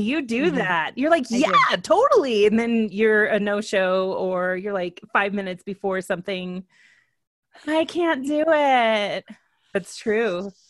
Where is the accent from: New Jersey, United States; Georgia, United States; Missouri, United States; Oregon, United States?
New Jersey, United States; I'm just from New Jersey.